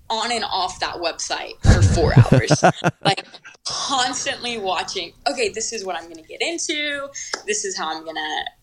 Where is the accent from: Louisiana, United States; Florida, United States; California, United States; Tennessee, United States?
Florida, United States; Yeah, I grew up on the Gulf of Mexico